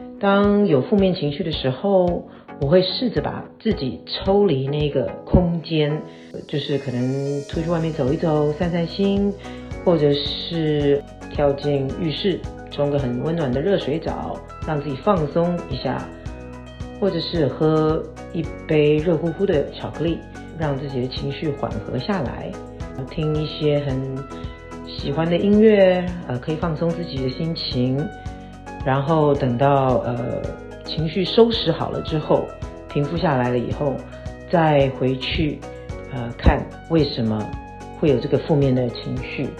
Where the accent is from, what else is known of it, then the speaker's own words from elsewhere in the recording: Vancouver, British Columbia, Canada; 大家好，